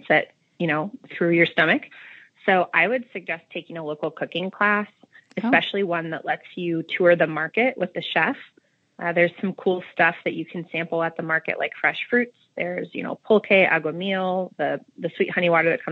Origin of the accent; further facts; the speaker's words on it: Midwest, United States; accent: Midwestern; my Midwestern Spanish accent